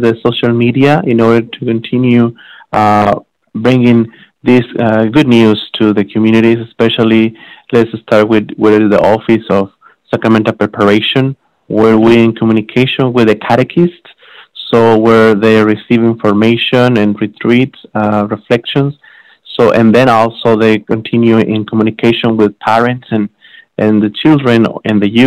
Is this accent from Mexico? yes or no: yes; Mexico; moved away as an adult; also born or lived in San Antonio, Texas, United States; now in Laredo, United States; I'm originally from Mexico, but I came here to the United States in 2009